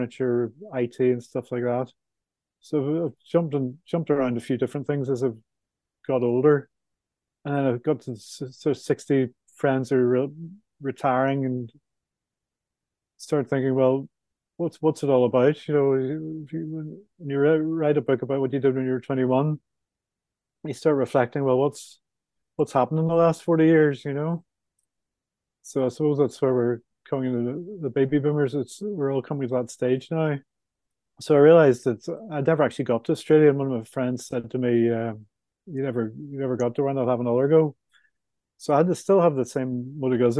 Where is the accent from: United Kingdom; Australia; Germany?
United Kingdom; Belfast, Northern Ireland; moved away; coming from Belfast is you can have an Irish passport as well as a British passport